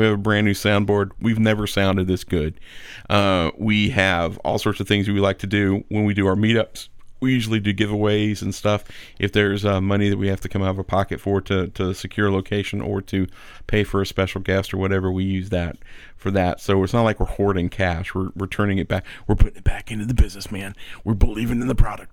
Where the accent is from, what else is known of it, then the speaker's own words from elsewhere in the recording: Atlanta, Georgia, United States; I'm from Atlanta